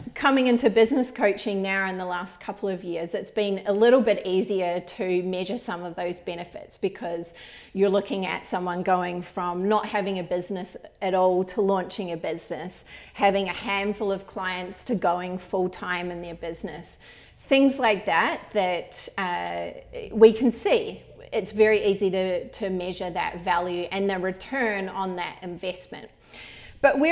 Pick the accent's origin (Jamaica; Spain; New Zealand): New Zealand; when I was growing up in New Zealand